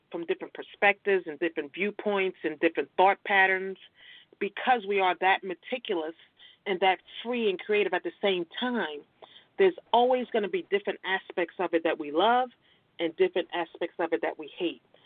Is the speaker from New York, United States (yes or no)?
yes; Brooklyn, New York, United States; now in Virginia, United States; I'm originally from Brooklyn, New York. Brooklyn's in the house.